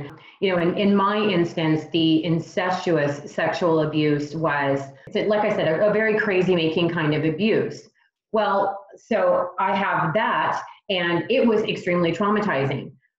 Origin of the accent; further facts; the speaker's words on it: Texas, United States; now in Charlotte, United States; I've only been in the Charlotte area for about a year and a half. I'm a transplant from Texas.